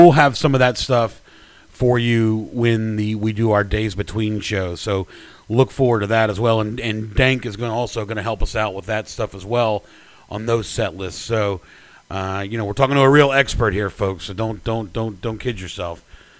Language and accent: English; Memphis, Tennessee, United States; Being from Tennessee, of course, I never say I'm from Tennessee. I always say I'm from Memphis.